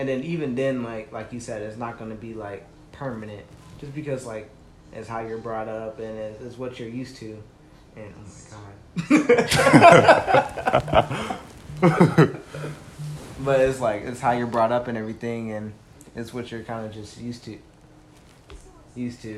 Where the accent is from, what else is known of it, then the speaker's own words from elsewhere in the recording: South Carolina, United States; I'm from South Carolina